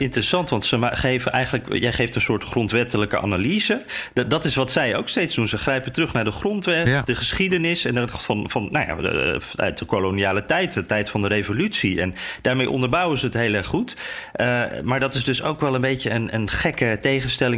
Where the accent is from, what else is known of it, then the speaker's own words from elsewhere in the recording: Netherlands; wij als Nederlanders